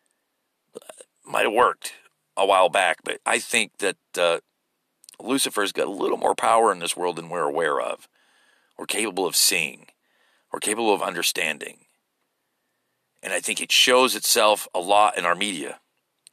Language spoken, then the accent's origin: English; United States; as an American.